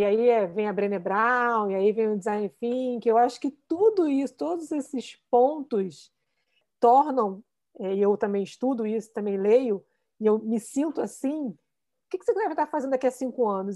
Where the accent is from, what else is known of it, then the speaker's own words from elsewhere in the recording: Rio de Janeiro, Brazil; eu tô aqui, eu nunca saí do Rio de Janeiro